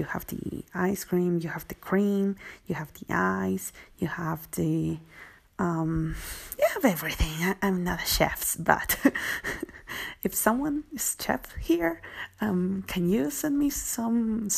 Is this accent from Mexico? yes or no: yes; Mexico; I'm from Mexico